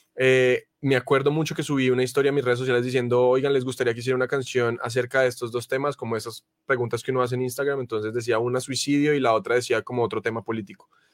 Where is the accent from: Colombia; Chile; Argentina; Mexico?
Colombia; en mi país, acá en Colombia